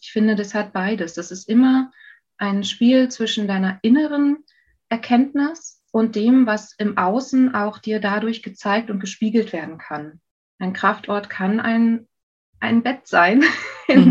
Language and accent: German; North Rhine-Westphalia, Germany; also born or lived in Saxony; now in Berlin, Germany; meine Familie ist 92 nach NRW gezogen